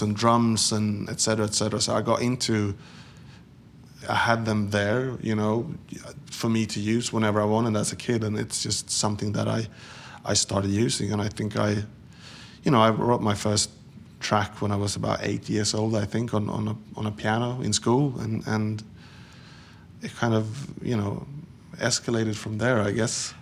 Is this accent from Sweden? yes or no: yes; Sweden; moved away as an adult; Growing up in Sweden in the seventies and eighties